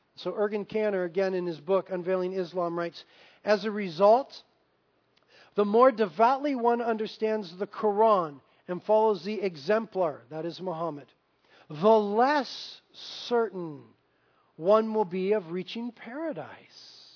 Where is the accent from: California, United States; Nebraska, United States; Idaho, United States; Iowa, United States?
California, United States; Carpinteria; I grew up here in Carpinteria, born and raised.